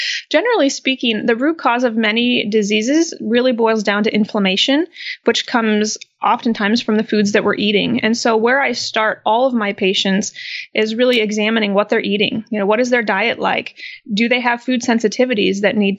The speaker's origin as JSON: {"language": "English", "region": "Midwest", "country": "United States", "tie": "born or raised there", "said": "So I was born and raised in the Midwest"}